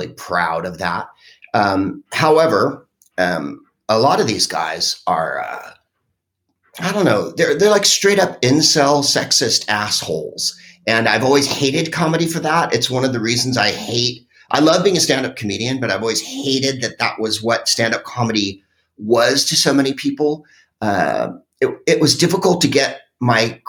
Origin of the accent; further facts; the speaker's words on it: San Francisco, California, United States; I'm from San Francisco, which is a, you know, super liberal place